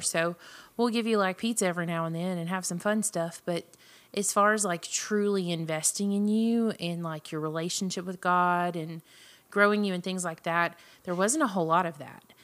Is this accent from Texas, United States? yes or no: yes; Jasper, Texas, United States; also born or lived in Marshall, Texas; I was born in Jasper, Texas, which is Southeast Texas. Um, grew up there, graduated from high school there